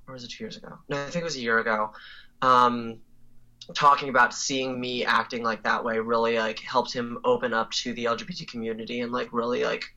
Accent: New York, United States; moved away as an adult; now in Silver Spring, United States; I'm originally from New York

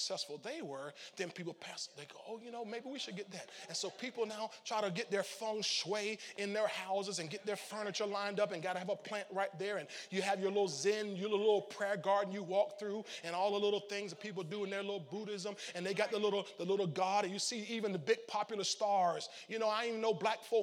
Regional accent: St. Petersburg, Florida, United States; I wasn't from Chicago. I was from St. Petersburg, Florida, 25th Street.

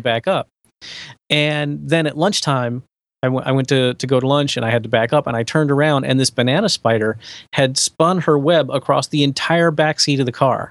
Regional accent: West Palm Beach, Florida, United States; I'm from West Palm Beach, which is adjacent to Palm Beach

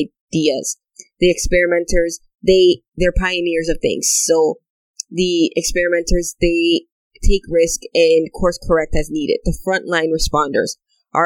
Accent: Canada; also born or lived in Dominican Republic; when I came to Canada at 5

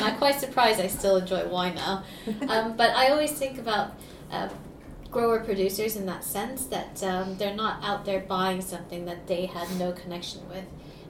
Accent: Saudi Arabia; I grew up in Saudi Arabia where alcohol is illegal, and my father used to make wine in our bathroom.

